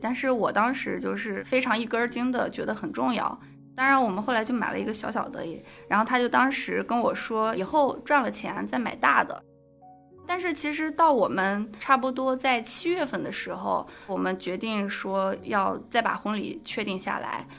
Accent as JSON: {"language": "Chinese", "region": "Gansu", "country": "China", "tie": "born or raised there", "also_born_or_lived": "Fujian", "moved": "yes", "said": "因为我老家是甘肃嘛，我们都会有个彩礼的问题"}